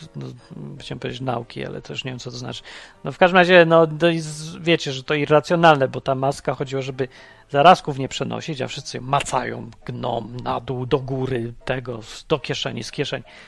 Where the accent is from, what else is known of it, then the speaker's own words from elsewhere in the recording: Poland; pochodzę z kraju, w którym wszystkich popieprzyło